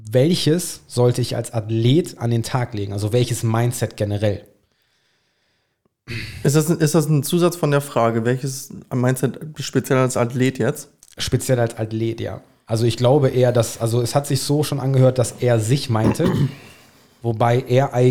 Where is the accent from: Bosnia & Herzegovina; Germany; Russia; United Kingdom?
United Kingdom; England; German is a second language; Ich bin ein Engländer.